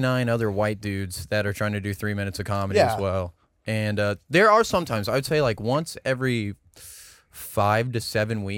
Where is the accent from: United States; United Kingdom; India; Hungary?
United States; Katy, Texas; born or raised there; moved away as an adult; also born or lived in San Marcos, Texas; now in Austin, United States